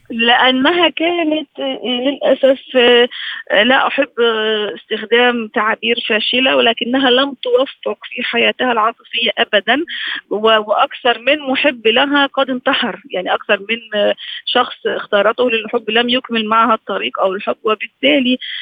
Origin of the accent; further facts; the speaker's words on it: Egypt; احنا عندنا في مصر